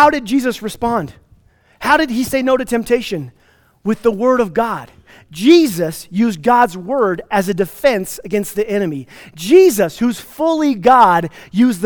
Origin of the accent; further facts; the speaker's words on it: Placita, Colorado, United States; also born or lived in Plainview, Texas / Atlanta, Georgia; I'm from Placida, which is halfway between Redstone and Marble.